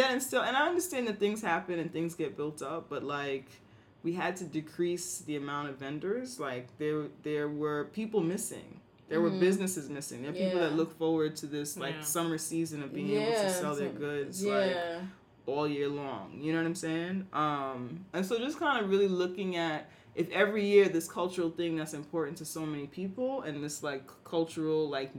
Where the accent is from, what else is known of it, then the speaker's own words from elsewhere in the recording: New York, United States; I'm not from Brooklyn, but I'm talking about as a black New Yorker from uptown who goes to Harlem, who goes to Brooklyn